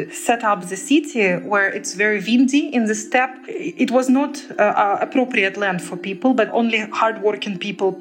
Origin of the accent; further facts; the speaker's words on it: Donetsk, Donetsk Oblast, Ukraine; moved away; I was born in Donetsk in 1988